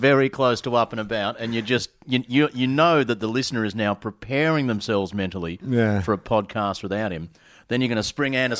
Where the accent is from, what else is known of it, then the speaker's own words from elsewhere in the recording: Sydney, New South Wales, Australia; So I grew up in Sydney.